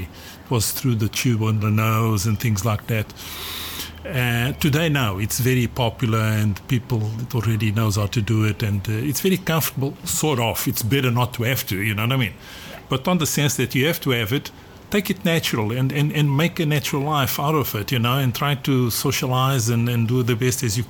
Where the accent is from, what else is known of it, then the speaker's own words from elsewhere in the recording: Mozambique; also born or lived in South Africa / Australia; now in Portugal; I was born in Mozambique